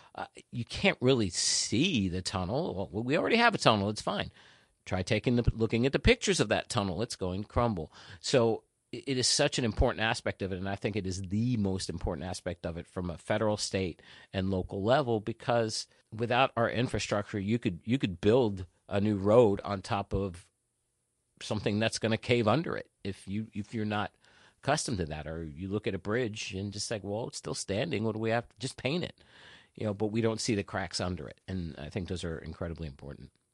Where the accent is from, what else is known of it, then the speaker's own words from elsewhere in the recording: New Jersey, United States; also born or lived in Queens, New York / Haiti (family); I was born in Queens, New York, Jackson Heights, to be exact. And, uh, but I consider myself a Jersey boy